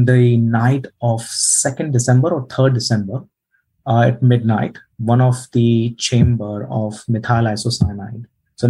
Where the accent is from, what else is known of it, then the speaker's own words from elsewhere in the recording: Bhopal, Madhya Pradesh, India; moved away as an adult; now in New Zealand; I was born in India. I'm from this very small town called Bhopal.